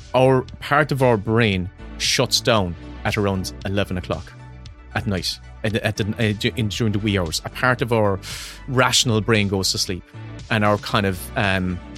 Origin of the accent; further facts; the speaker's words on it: Ireland; accent: Irish; it's an Irish voice. It's my voice.